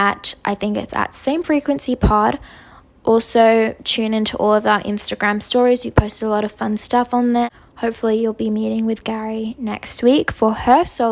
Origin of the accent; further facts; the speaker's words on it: Australia; I'm from Australia